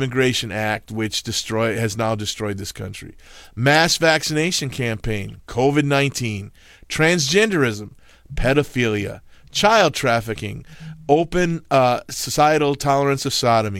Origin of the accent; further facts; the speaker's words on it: Milwaukee, Wisconsin, United States; I grew up in Milwaukee